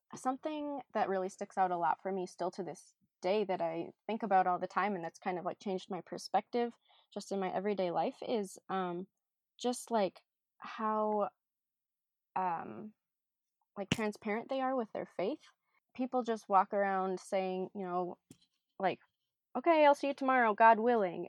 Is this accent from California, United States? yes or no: no; Minnesota, United States; also born or lived in Ghana; I am born and raised in Minnesota